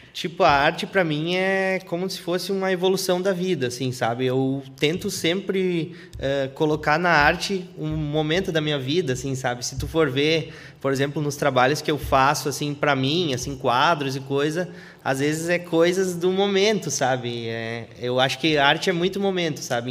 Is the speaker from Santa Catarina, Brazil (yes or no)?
no; Feliz, Rio Grande do Sul, Brazil; moved away as an adult; now in north coast of Rio Grande do Sul, Brazil; eu nasci na, eu nasci na Feliz, na cidade Feliz